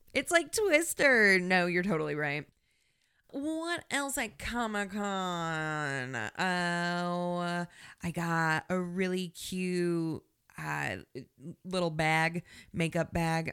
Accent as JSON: {"language": "English", "region": "Indiana", "country": "United States", "said": "We are from Indiana"}